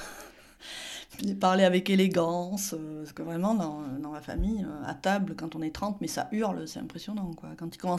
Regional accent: Landes, near Mont-de-Marsan, Nouvelle-Aquitaine, France; J'étais au lycée dans les Landes, donc euh, dans le sud-ouest, il y a eu beaucoup d'immigration portugaise. Il n'y avait pas un lycée qui proposait le portugais, sauf à Parentis en borne, mais moi j'étais près de Mont-de-Marsan, donc c'était beaucoup trop loin pour moi.

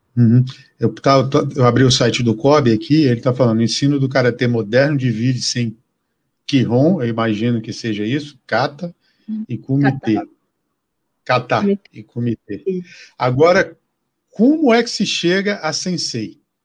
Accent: Acre, Brazil; moved away; lá no Acre, lá de onde eu sou

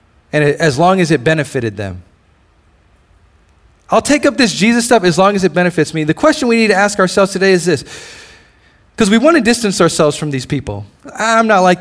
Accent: Hawaii, United States; moved away; I'm originally from Hawaii

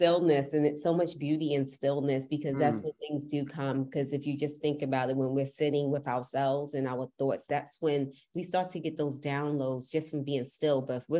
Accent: New York, United States; even as a New Yorker

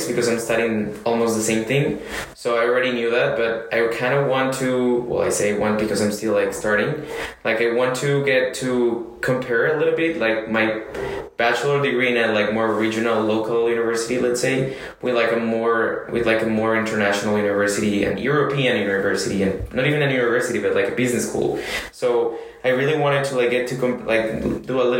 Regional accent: Colombia; first language Spanish; English is a second language; moved away as an adult; also born or lived in United States / China / Argentina; now in France; I come from Colombia

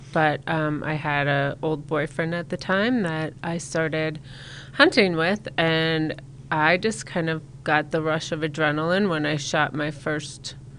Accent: Minnesota, United States; moved away; I grew up in Minnesota.

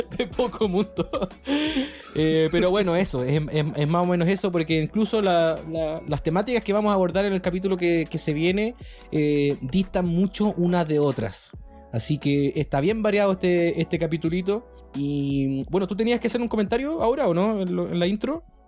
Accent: Valdivia, Los Ríos, Chile; soy de Valdivia

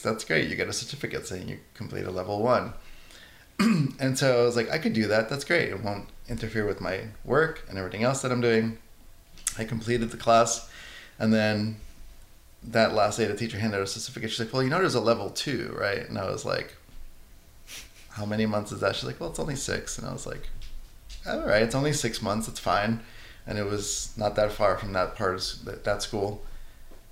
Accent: New York City, New York, United States; I'm Italian from the Bronx. And growing up in an Italian household

